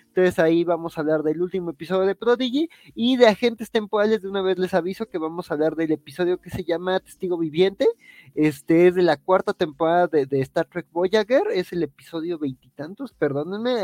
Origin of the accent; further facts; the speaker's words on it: Mexico; como mexicano